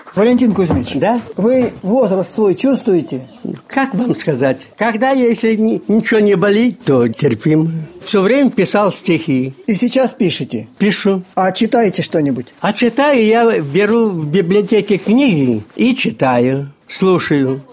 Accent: Maslovka, Voronezh Oblast, Russia; also born or lived in Kazakhstan; now in Voronezh, Russia; Масоловка моя, масоловка, дорогое родное село

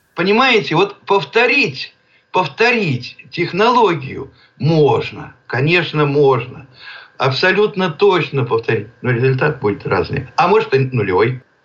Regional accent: Penza Oblast, Russia; Родился я в Пензенской области, в деревне

